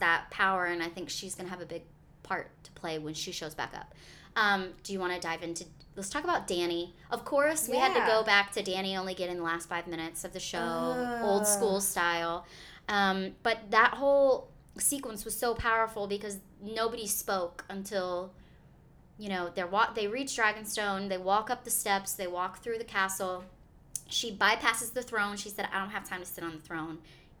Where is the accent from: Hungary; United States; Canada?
United States; the South; accent: Southern; My southern accent was difficult to interpret.